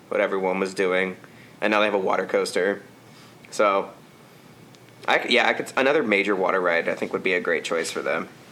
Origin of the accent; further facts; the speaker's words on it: United States; as an American